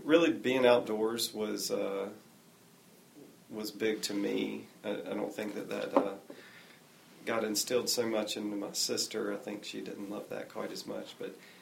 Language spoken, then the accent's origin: English; Apex, North Carolina, United States; also born or lived in Cary, North Carolina; now in Raleigh, United States; I started growing up in Cary. When I was 10, we moved to Apex, and I now live in Raleigh.